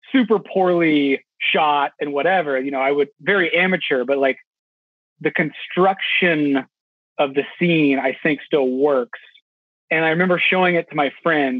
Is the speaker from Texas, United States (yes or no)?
yes; Houston, Texas, United States; I grew up in Houston, Texas